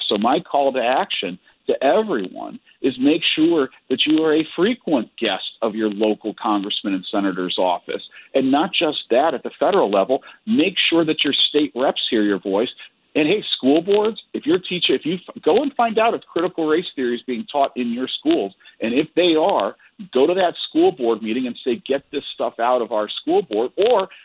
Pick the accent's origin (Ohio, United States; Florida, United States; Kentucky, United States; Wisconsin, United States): Ohio, United States; moved away; back in my home state of Ohio